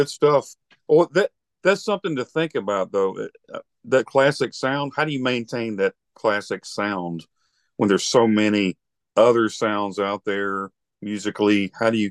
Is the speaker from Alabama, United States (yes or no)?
yes; Alabama, United States; I'm from Alabama.